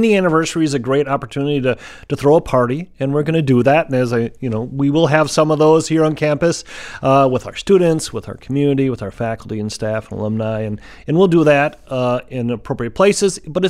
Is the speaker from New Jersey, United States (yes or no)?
no; Fitchburg, Wisconsin, United States; So I grew up in Fitchburg, not too south, just south of Madison, on a dairy farm, like a lot of folks did.